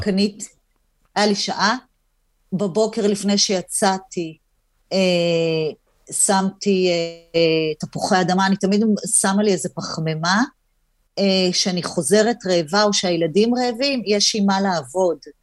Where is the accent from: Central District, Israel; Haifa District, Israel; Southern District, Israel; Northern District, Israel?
Haifa District, Israel; Hadera; גדלתי בחדרה